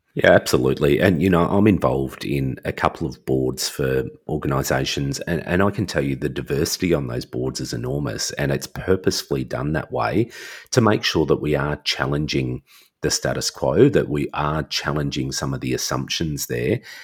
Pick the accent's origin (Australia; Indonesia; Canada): Australia; I'm Australian